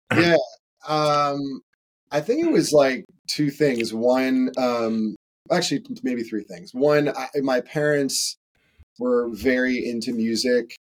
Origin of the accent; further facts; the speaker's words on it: Connecticut, United States; I grew up in Connecticut